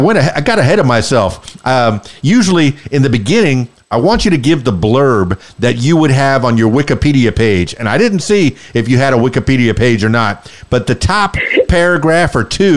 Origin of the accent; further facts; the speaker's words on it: Miami, Florida, United States; now in Central Arkansas, United States; I was born and raised in Miami, South Florida, the Florida Keys.